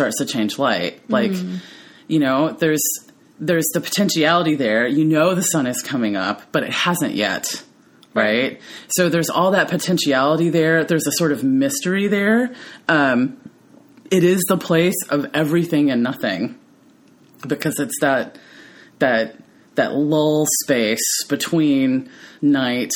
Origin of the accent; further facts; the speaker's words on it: the South, United States; I was raised in the South where the feminine ideal is to be tiny and petite